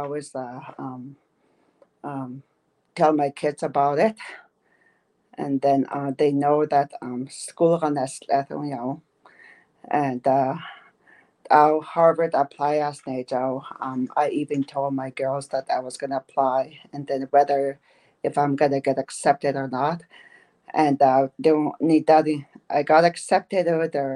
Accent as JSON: {"language": "English", "region": "northern Manitoba", "country": "Canada", "first_language": "Dene", "second_language": "English", "said": "I'm from way up north, you know, in Canada, Manitoba."}